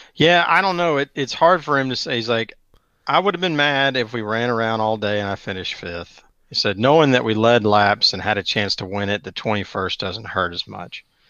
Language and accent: English; Atlanta, Georgia, United States; I grew up in Metro Atlanta